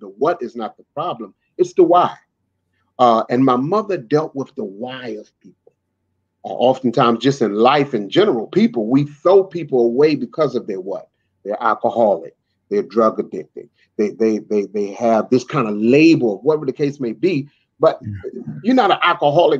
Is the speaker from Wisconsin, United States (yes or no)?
no; Washington, District of Columbia, United States; also born or lived in Nashville; born and raised in Washington, D.C., the nation's capital